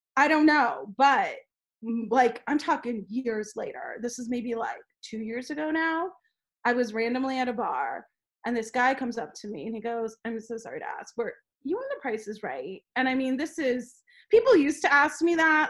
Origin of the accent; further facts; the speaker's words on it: Los Angeles, California, United States; I'm like, "LA."